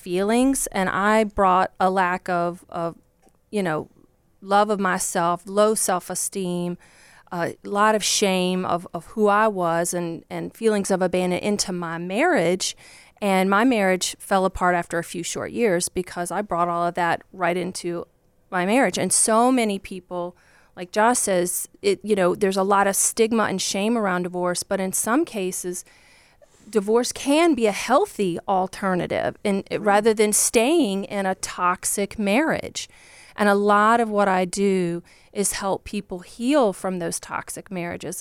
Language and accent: English; Virginia, United States; born or raised there